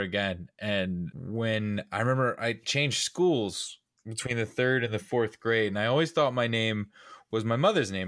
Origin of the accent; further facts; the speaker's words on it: Atlanta, Georgia, United States; I was born and raised in Atlanta